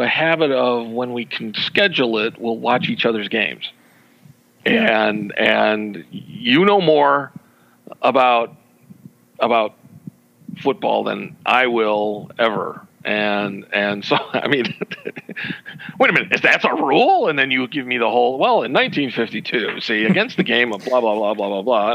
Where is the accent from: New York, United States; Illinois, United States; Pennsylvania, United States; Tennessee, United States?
Illinois, United States; Chicago; Being a Chicagoan